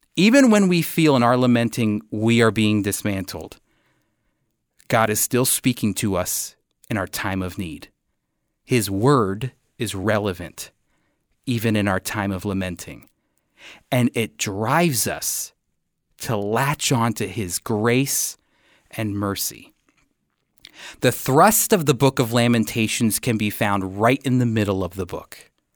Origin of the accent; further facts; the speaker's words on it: United States; as an American coming